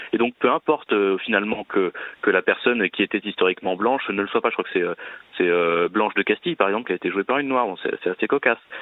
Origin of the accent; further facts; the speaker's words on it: France; nous sommes français